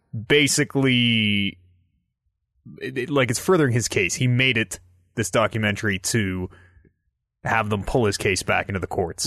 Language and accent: English; Canada; we're Canadian.